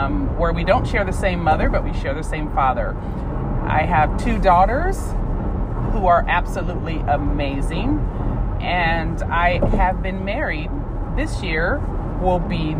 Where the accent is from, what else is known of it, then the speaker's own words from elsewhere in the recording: San Bernardino, California, United States; I grew up in San Bernardino, California.